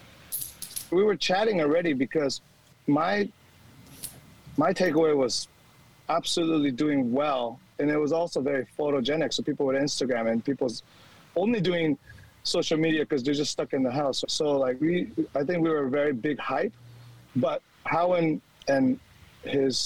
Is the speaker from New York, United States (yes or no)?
no; California, United States; now in Sydney, Australia; I'm an American coming from California.